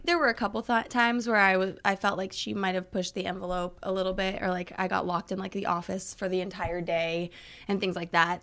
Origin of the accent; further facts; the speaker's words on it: California, United States; also born or lived in Thermopolis, Wyoming; in my formative years from kindergarten on, have been in California